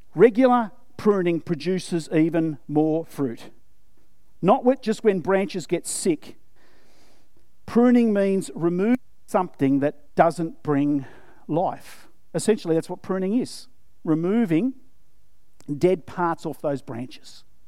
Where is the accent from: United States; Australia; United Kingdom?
Australia; yes, I'm, I'm Australian, yes, I'm white